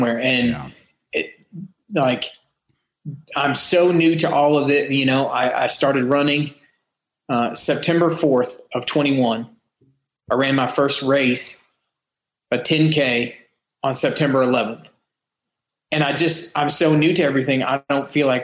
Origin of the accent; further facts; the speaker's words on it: a small town right outside of Lexington, Kentucky, United States; moved away as an adult; now in Lake Mary, United States; We live in Lake Mary, Florida, just a little bit north of Orlando. But originally I am from a small town right outside of Lexington, Kentucky.